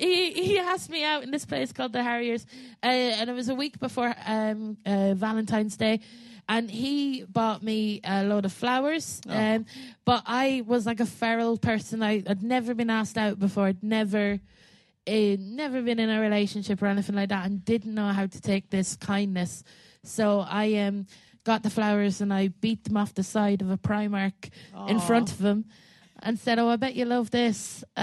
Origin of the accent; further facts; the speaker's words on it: Westmeath, Ireland; So I come from Westmead, which is like one county away from this underage disco.